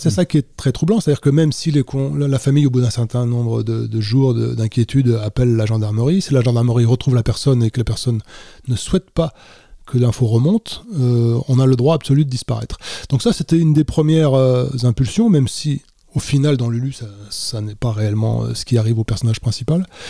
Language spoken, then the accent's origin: French; Mauges, Pays de la Loire, France; je viens d'un petit coin de France qui s'appelle les Mauges